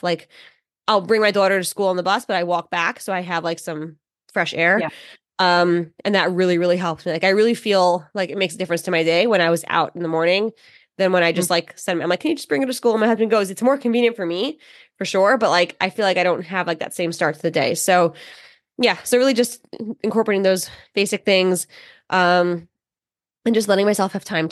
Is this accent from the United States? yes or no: yes; New York, United States; I speak very fast. I'm from New York